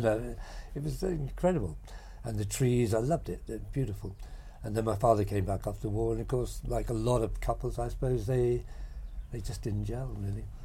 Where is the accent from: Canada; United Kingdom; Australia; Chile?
United Kingdom; Rackheath, East of England; also born or lived in Gorleston; I was actually brought up in Rackies till I was nine